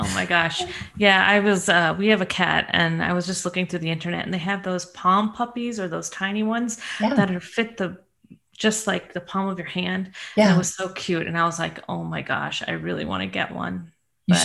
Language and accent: English; St. Louis, Missouri, United States; now in Colorado, United States; Because I am from St. Louis, 12 hours.